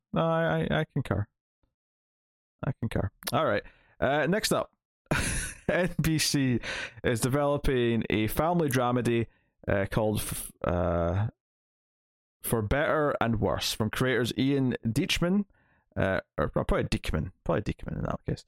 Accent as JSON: {"language": "English", "region": "Scotland", "country": "United Kingdom", "said": "because I'm Scottish"}